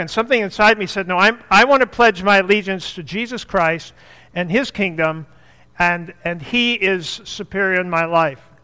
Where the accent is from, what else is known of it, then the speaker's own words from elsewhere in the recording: the North, United States; I'm from the North